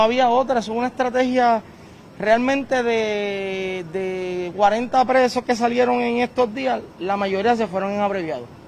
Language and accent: Spanish; Puerto Rico; estamos en Puerto Rico, esperamos esta semana estar con calma, tranquilo y estamos en mi tierra, con mi gente